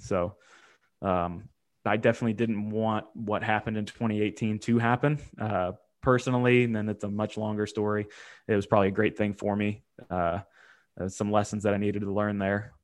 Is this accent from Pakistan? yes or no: no; Ohio, United States; I grew up in Ohio